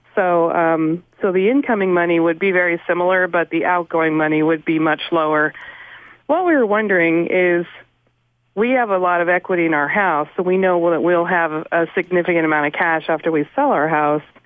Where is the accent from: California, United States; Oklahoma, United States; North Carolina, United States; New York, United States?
California, United States; moved away as an adult; now in New England, United States; I'm originally from California